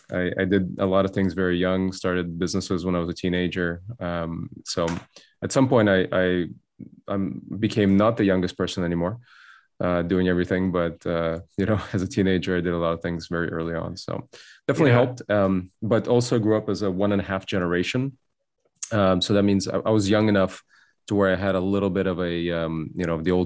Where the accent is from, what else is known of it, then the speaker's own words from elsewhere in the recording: Cupertino, California, United States; also born or lived in Soviet Union; My family immigrated from the Soviet Union when I was a child. I grew up in Bay Area in Cupertino, went to Homestead High School